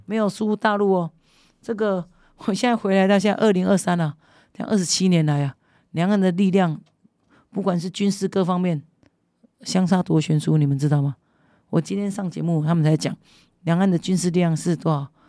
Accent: Kinmen, Fujian Province, Taiwan; first language Hokkien; Chinese is a second language; 我们认同我们是金门人啊

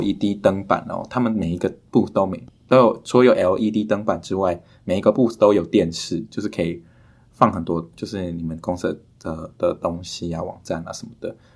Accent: Taiwan; moved away as an adult; now in United States; 我就是在台湾长大的

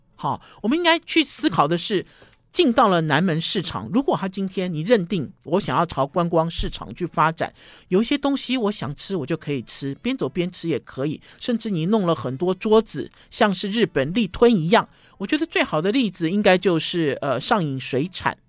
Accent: Taipei, Taiwan; 我就是台北，我就是台湾生长的嘛，我在台北长大的

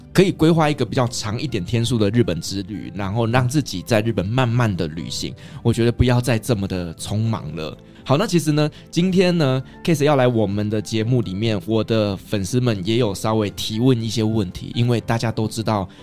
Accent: Taiwan; 我们台湾人

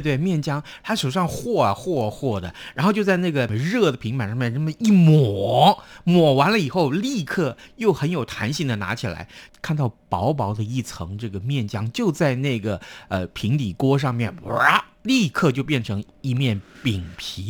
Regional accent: Tainan, Taiwan; moved away; 我的家乡在台南市，买到的润饼就是我从小吃到大的口味

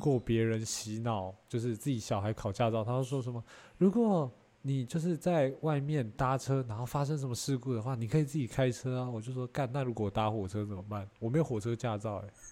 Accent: Taiwan; 我们台湾人其实普遍会有这个想法

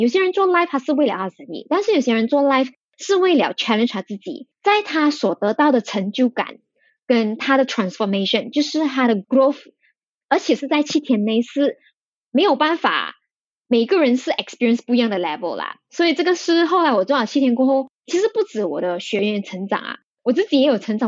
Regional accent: Malaysia; 我们是马来西亚人

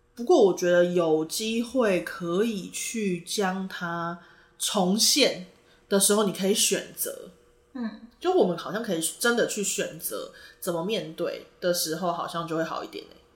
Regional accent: Taitung, Taitung County, Taiwan; 其实我是台东人啦

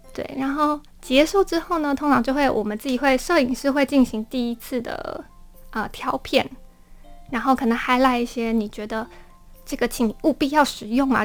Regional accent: Matsu, Lienchiang County, Taiwan; moved away; 我回到我的老家马祖

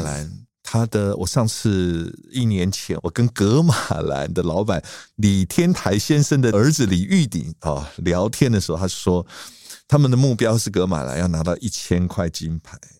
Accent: Taiwan; 我们台湾人

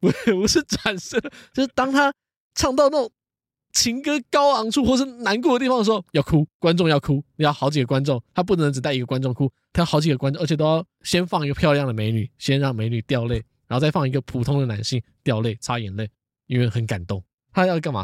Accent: Taoyuan, Taiwan; 我们桃园人哦，从小看阿方装潢长大了

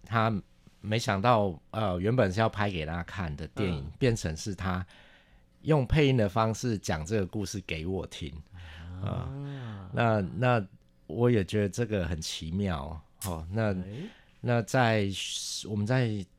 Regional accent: Taichung, Taiwan; 我是台中人

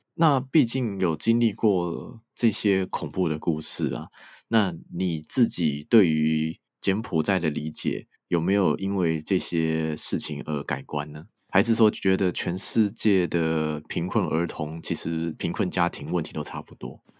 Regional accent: Taiwan; 我们台湾人对于红色高棉应该是理解的没有很多啦

